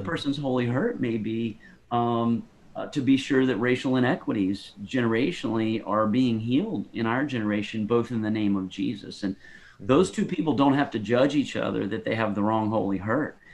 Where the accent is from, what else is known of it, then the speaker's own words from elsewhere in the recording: Greensboro, North Carolina, United States; I grew up in Greensboro, North Carolina